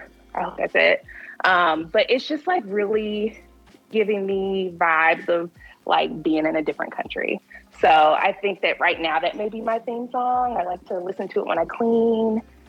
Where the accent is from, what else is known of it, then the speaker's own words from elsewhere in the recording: Louisville, Kentucky, United States; also born or lived in Mississippi; So I am originally from Louisville, Kentucky, partially raised military. When my dad retired, we moved to Mississippi. And so I've lived in Mississippi off and on for most of my life.